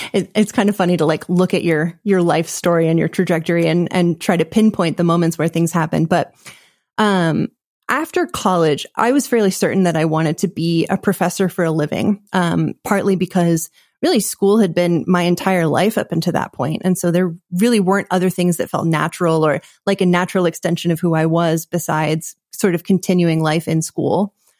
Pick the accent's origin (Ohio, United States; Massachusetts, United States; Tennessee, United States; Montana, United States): Montana, United States; Bozeman; also born or lived in Washington, D.C.; we moved to Montana, and that is where I grew up